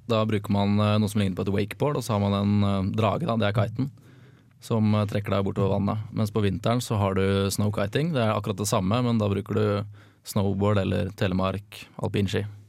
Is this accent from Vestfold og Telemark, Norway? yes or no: no; Fredrikstad, Østfold, Norway; also born or lived in Trondheim; jeg er fra Fredrikstad